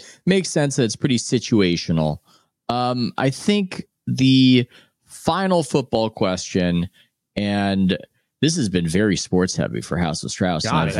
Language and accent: English; San Diego, California, United States; I was growing up in San Diego.